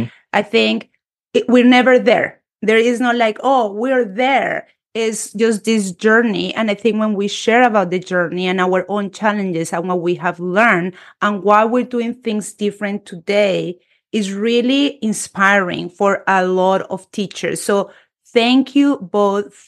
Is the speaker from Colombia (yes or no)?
yes; Colombia; English is a second language; moved away; a Spanish teacher born and raised in Colombia